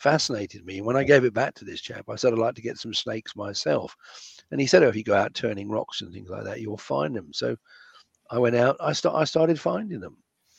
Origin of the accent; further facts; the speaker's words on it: Kenya; also born or lived in London, United Kingdom; I was brought up in Kenya. I was born in London